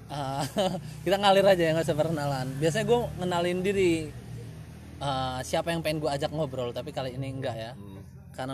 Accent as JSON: {"language": "Indonesian", "region": "Lampung", "country": "Indonesia", "said": "karena gue orang Lampung asli orang Lampung asli itu memegang prinsip namanya PIL atau harga diri"}